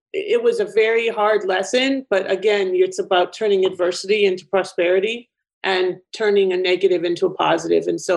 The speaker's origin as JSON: {"language": "English", "country": "Canada", "accent": "Canadian", "moved": "yes", "said": "people know my accent often is Canadian."}